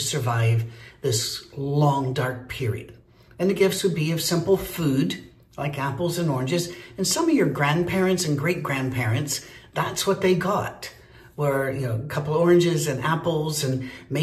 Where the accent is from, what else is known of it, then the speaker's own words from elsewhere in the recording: Scotland, United Kingdom; I'm Scottish